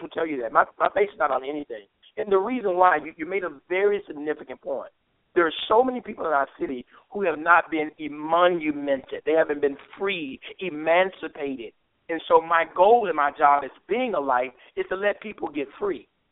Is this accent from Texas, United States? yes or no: no; Memphis, Tennessee, United States; I'm I'm from Memphis. I grew up here